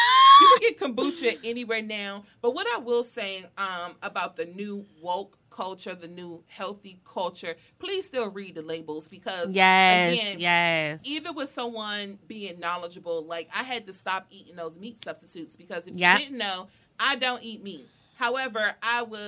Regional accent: Washington, District of Columbia, United States; They know I'm from Southeast

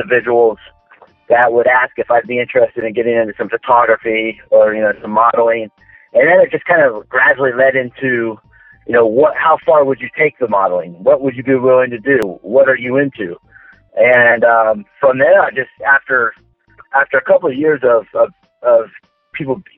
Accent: Daytona Beach, Florida, United States; I'm originally from Central Florida, Daytona Beach, actually, to be specific. And I've grown up here for the most part in Florida my whole life.

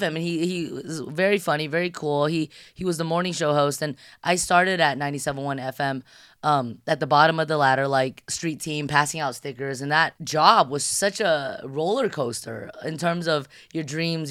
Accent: San Gabriel Valley, California, United States; also born or lived in Shanghai, China; a Shanghai born, Californian raised

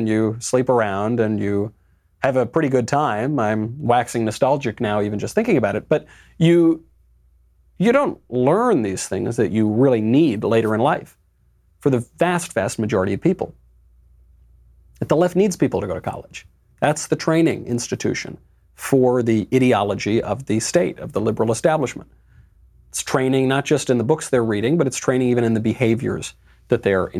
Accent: New York, United States; now in Los Angeles, United States; I'm American, I'm New York original, I live in L.A.

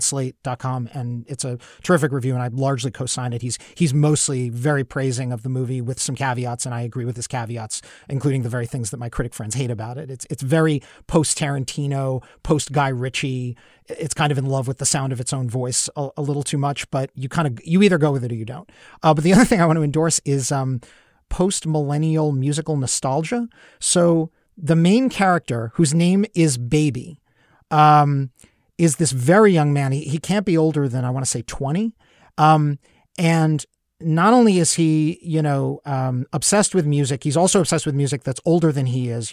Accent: New York City, New York, United States; I grew up in Brooklyn in the seventies

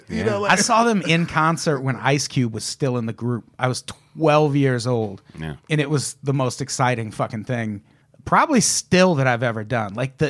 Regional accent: Midwest, United States; I grew up in the Midwest. I could have it either way.

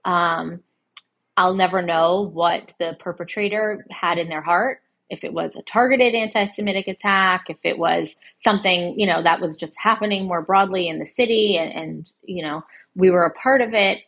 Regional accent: Connecticut, United States; now in New York City, United States; I grew up in Connecticut as a suburban kid.

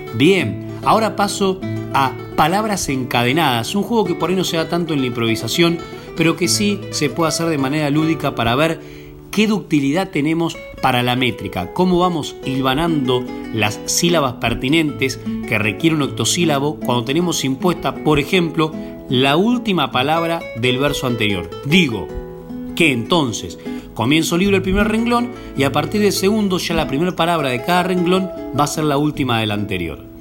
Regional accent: Dolores, Buenos Aires Province, Argentina; mi pueblo, de Dolores

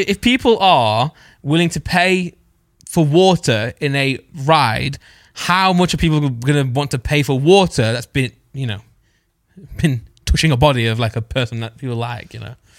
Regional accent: East Midlands, United Kingdom; I'm from the East Midlands

